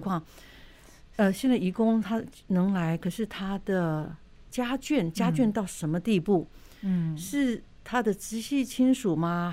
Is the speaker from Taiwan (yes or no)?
yes; Taiwan; 我们台湾人